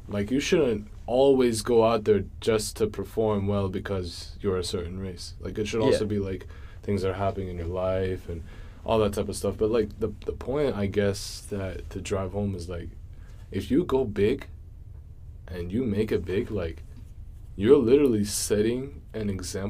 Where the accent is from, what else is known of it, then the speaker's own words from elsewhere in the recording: India; he sets an example for not just me as an Indian man, but for also for, like, the entirety of India.